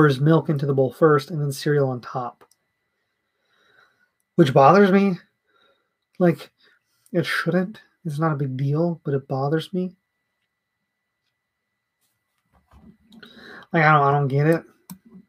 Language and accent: English; the South, United States; I'm from the South